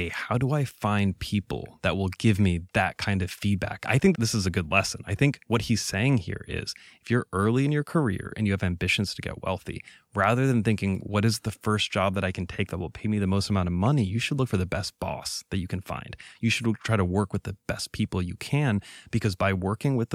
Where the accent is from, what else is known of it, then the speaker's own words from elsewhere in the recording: Venezuela; now in United States; I was raised in Venezuela. I used to think of that as a, a defect. I struggled in, in middle school and high school because of that, right? It was hard to integrate.